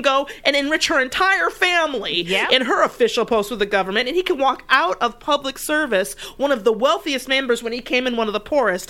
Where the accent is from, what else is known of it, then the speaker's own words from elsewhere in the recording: Detroit, Michigan, United States; moved away; I'm from Detroit, or I grew up in Detroit. My mother lives there and in the city.